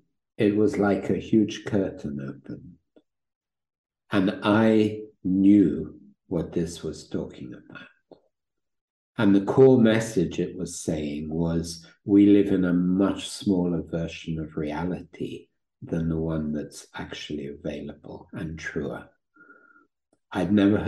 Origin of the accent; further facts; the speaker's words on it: London, United Kingdom; now in Italy; I was born in London